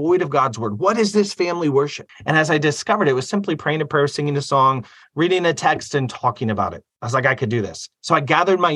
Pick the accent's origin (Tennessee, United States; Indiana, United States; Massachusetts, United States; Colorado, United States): Indiana, United States; Fort Wayne; I came from Fort Wayne, Indiana